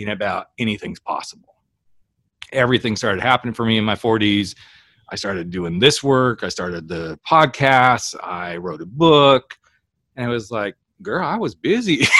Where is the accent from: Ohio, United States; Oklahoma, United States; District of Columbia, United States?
Oklahoma, United States; we're both from Oklahoma